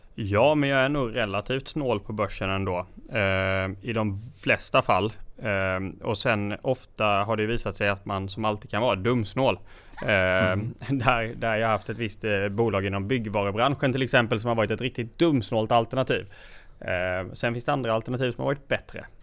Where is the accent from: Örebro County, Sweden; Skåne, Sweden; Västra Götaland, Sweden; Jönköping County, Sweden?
Jönköping County, Sweden; Gnosjö; Så jag kommer ifrån Gnosjötrakterna